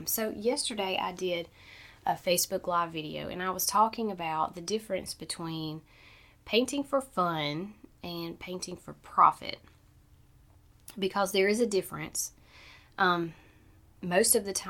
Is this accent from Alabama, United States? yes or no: yes; Southern Alabama, United States; I'm from Southern Alabama, so we say breakfast, dinner, and supper